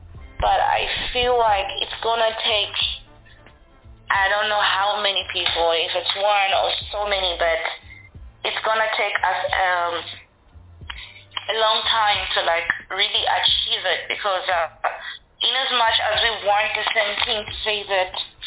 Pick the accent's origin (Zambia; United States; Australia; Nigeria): Zambia; Livingstone, Southern Province; growing up, like, in Zambia, it's, I'll say, particularly Livingston itself, where I am